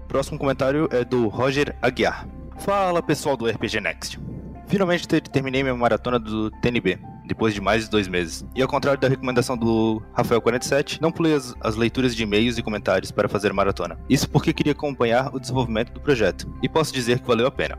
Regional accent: Ilhota, Santa Catarina, Brazil; eu sou Santa Catarina, Ilhota. Ilhota. É ali perto de Blumenau lá

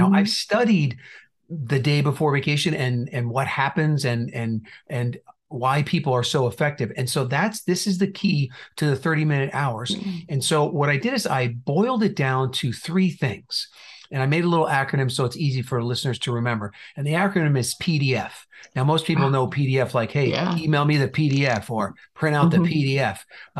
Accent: New Jersey, United States; also born or lived in Indiana / California / Texas; now in Phoenix, United States; So we've been here for quite a while. We moved from Indiana, but I also have lived in California and Texas. And originally, I might not have most of the accent, but originally from New Jersey.

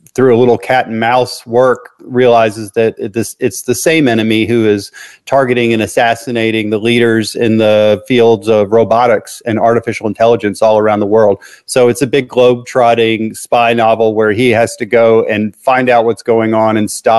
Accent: Memphis, Tennessee, United States; I was born in Memphis, Tennessee, where I still live.

